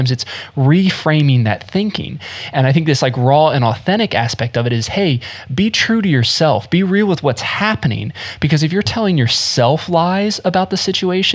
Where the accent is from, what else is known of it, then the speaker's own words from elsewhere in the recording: Smithfield, North Carolina, United States; also born or lived in Florida; I grew up in North Carolina, and when we first moved to North Carolina from Florida, I was 5 or 6 years old